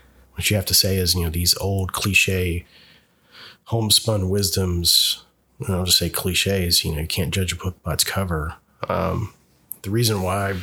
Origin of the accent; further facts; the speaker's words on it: the South, United States; moved away; I'm originally from the South